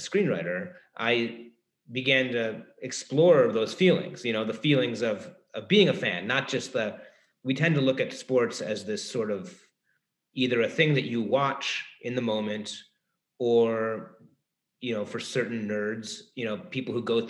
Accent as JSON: {"language": "English", "town": "Cleveland", "region": "Ohio", "country": "United States", "tie": "born or raised there", "also_born_or_lived": "Brooklyn", "moved": "yes", "said": "I grew up in Cleveland."}